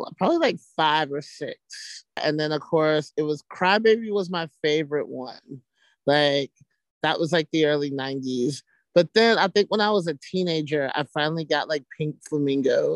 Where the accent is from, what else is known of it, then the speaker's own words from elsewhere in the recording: Alabama, United States; moved away; I'm from Alabama